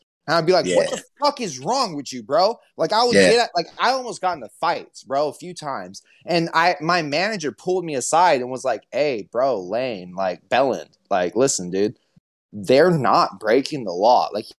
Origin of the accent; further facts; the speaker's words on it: California, United States; moved away; I'm from California.